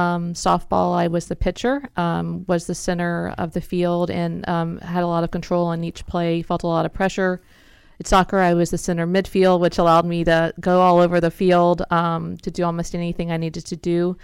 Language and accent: English; Houston, Texas, United States; Houston, Texas.